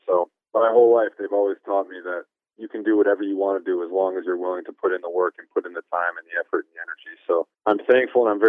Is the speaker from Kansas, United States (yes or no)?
no; Pewaukee, Wisconsin, United States; Pewaukee, Wisconsin